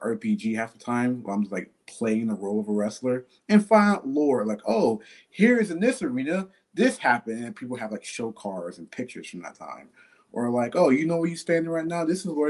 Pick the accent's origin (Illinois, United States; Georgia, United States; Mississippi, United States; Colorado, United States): Mississippi, United States; now in Pittsburgh, United States; I'm from Mississippi. I moved to PA like in 2013.